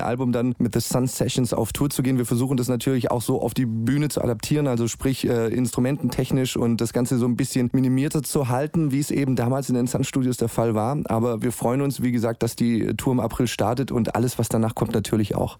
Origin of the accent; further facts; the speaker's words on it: Stuttgart, Baden-Württemberg, Germany; in meiner Heimat in Stuttgart